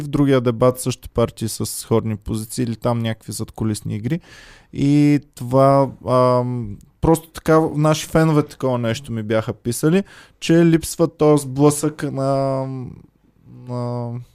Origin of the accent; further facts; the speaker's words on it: Stara Zagora, Stara Zagora Province, Bulgaria; now in Sofia, Bulgaria; аз съм от Стара Загора